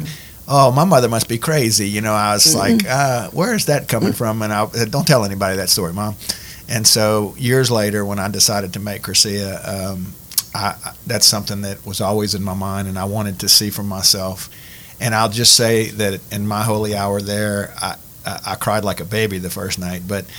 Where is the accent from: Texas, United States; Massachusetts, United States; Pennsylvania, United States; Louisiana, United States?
Louisiana, United States; Prairie Ronde; I grew up in Prairie Roan with Mom